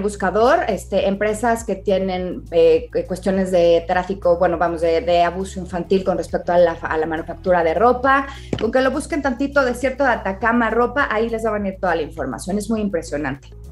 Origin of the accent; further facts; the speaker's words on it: Mexico; los mexicanos somos muy dados a comer con los ojos